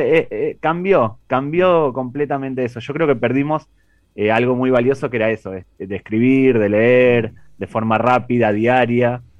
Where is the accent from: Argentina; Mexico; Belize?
Argentina; also born or lived in Spain; Sí, yo a pesar del acento soy español, pero vivo actualmente en Argentina. Durante la etapa de Renaldiños y Pavones vivía en España. Siempre me gustó el, fútbol, crecí en Argentina